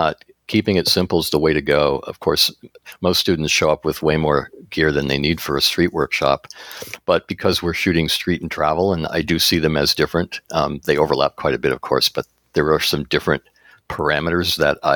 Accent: East Coast, United States; now in Seattle, United States; I've experienced fog growing up in the East Coast near where you live, and going to the coast in Cape Cod

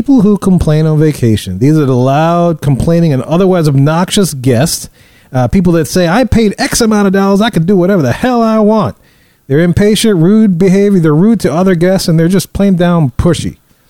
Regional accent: New Orleans, Louisiana, United States; I'm from New Orleans

